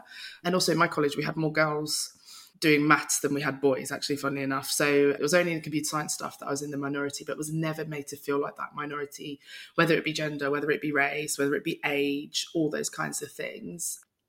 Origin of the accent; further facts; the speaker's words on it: London, United Kingdom; from London